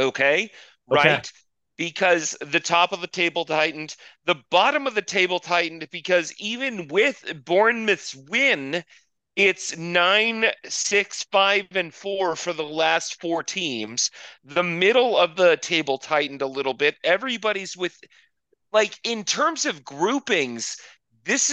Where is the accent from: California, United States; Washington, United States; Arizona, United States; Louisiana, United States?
Arizona, United States; also born or lived in New England; I grew up in Arizona, and my family, I was born in New England. My family's from New England